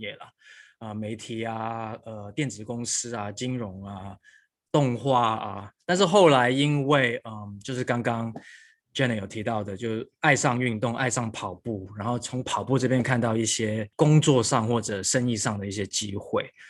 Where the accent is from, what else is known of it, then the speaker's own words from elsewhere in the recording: Hong Kong; also born or lived in United States; now in Taiwan; 我小时候呃出生在香港，然后求学过程一直都在香港跟美国。那我是一九九九年大学毕业之后呢，就回到台湾